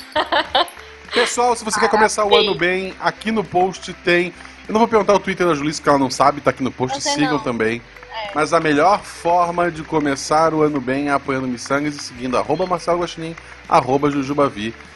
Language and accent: Portuguese; Florianópolis, Santa Catarina, Brazil; now in Gaspar, Brazil; eu nasci em Florianópolis